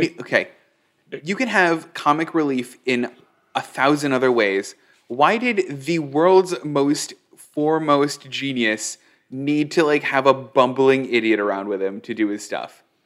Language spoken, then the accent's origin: English; Newville, Midwest, United States; moved away; also born or lived in Los Angeles; I was a kid in a small town. I was born in Newville.